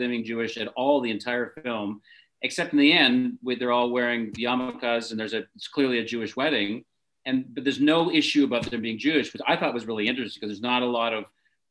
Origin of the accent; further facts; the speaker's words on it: Canada; I am Canadian